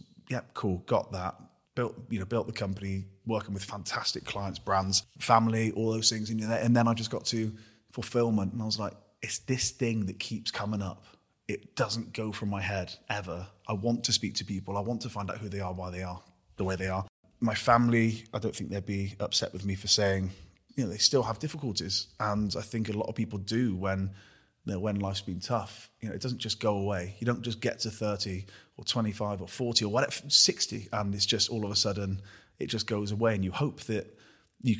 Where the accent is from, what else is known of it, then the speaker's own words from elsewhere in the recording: Gloucester, South West England, United Kingdom; I'm a knobhead from Gloucester